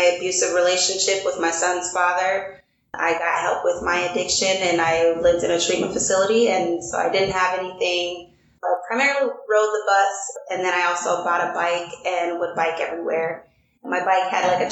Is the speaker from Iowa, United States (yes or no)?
yes; Des Moines, Iowa, United States; I grew up in Des Moines, primarily in like the East Side neighborhood